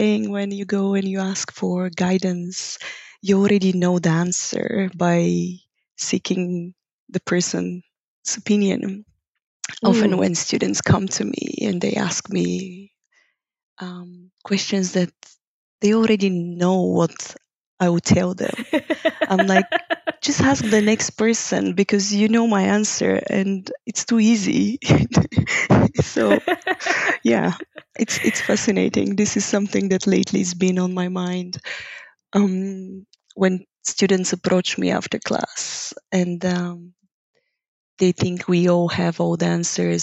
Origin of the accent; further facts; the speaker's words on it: Bulgaria; first language Bulgarian; English is a second language; moved away as an adult; now in Amsterdam, Netherlands; I'm originally from Bulgaria.